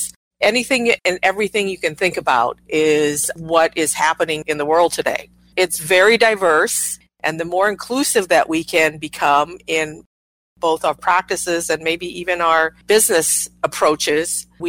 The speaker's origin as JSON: {"language": "English", "region": "Midwest", "country": "United States", "tie": "born or raised there", "also_born_or_lived": "Japan", "said": "I was born in Japan. Very early in my life, I moved to rural Midwest and grew up there."}